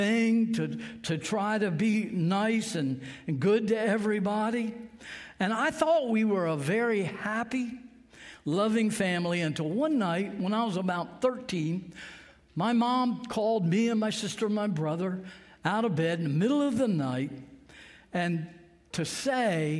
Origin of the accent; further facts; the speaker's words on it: Sussex County, Delaware, United States; I grew up here in Sussex County, like I said, a little farm not too far from here, and I went to Laurel High School